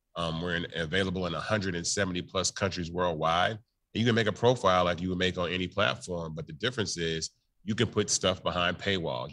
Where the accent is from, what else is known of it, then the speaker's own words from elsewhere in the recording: Memphis, Tennessee, United States; I'm from Memphis, Tennessee.